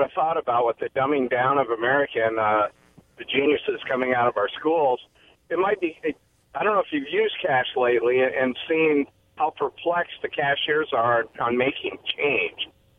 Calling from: Pasco, Washington, United States; Hey, guys. … from Pasco.

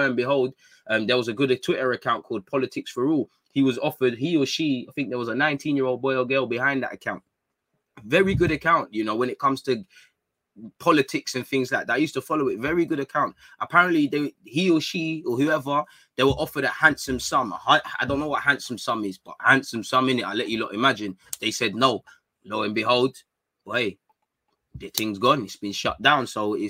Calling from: Australia; I'm watching from Australia. Big up the Aussies, man.

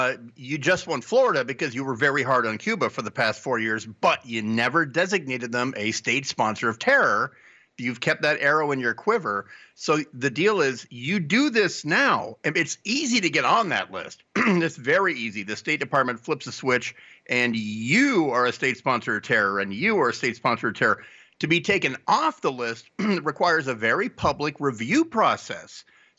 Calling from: Tonga; I'm calling from Tonga.

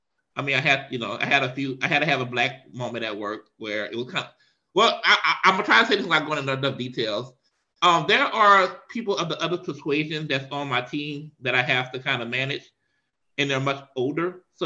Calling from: Powder Springs, Georgia, United States; I'm calling you from Powder Springs, Georgia. We are officially moved

